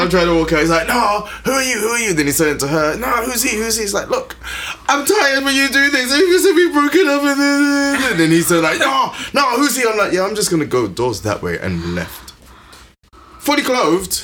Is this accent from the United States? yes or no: no; London, United Kingdom; I'm from East London, old school, like hard living